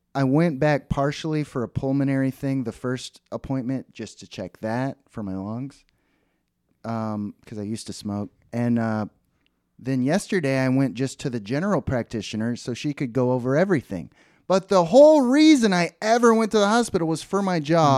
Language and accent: English; Dallas, Texas, United States; where I grew up in Dallas